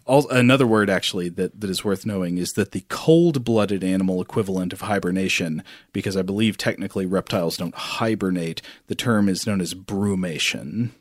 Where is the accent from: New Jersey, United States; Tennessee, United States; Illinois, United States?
Tennessee, United States; I grew up in Tennessee